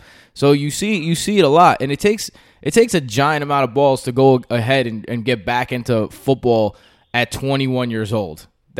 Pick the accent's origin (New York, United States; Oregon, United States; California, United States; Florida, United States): New York, United States; New York City; I come from Queens, so I have a bunch of diversity in my life. And I teach in the South Bronx